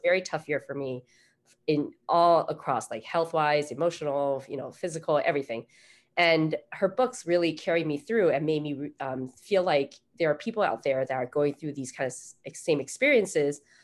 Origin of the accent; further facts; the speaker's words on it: United States; also born or lived in Taiwan; I was born in Taiwan and I moved here when we were seven. So I basically grew up in America